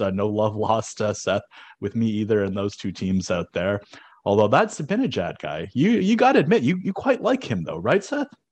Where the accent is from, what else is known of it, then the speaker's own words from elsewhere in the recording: Canada; as a Canadian